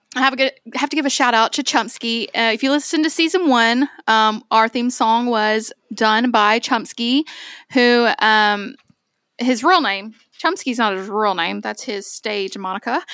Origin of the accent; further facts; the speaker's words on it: Owensboro, Kentucky, United States; Onsboro's where I'm from